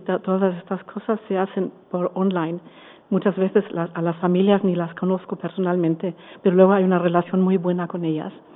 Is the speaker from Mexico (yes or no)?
no; Germany; Spanish is a second language; also born or lived in Frankfurt / Valencia; now in Spain; soy alemana